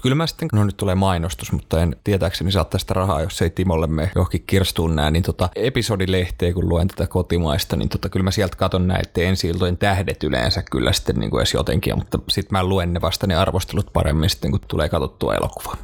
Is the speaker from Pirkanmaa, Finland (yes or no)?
yes; Tampere, Pirkanmaa, Finland; mä kasvoin yhdeksänkymmentäluvulla Tampereella